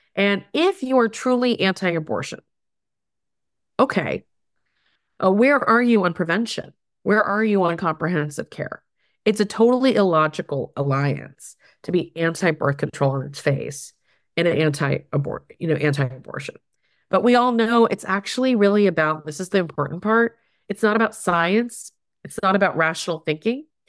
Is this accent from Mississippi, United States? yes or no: no; Houston, Texas, United States; moved away as an adult; also born or lived in Berkeley, California; I grew up mostly in the Tech, in the Houston, Texas region.